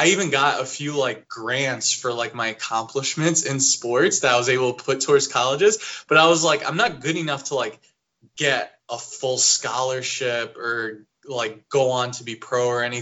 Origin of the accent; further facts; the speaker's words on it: New Jersey, United States; moved away as an adult; also born or lived in Boston; I'm from New Jersey, and then I went to Art Institute of Boston